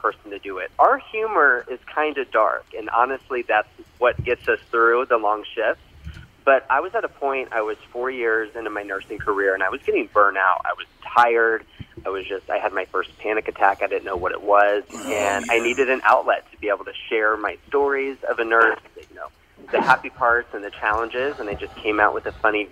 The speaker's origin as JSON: {"language": "English", "town": "Orlando", "region": "Florida", "country": "United States", "also_born_or_lived": "Texas / Seattle / South Carolina", "moved": "as an adult", "said": "I'm originally from Orlando, Florida"}